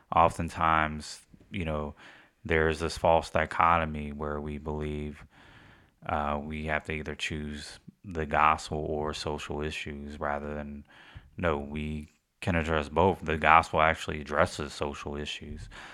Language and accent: English; United States; us as American, we get stuck in only knowing English